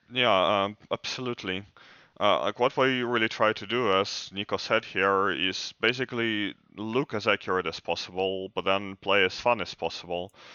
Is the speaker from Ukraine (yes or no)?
yes; Ukraine; I'm from Ukraine